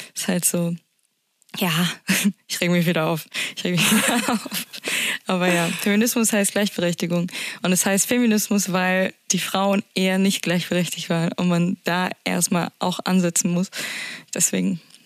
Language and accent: German; Berlin, Germany; Als Berlinerin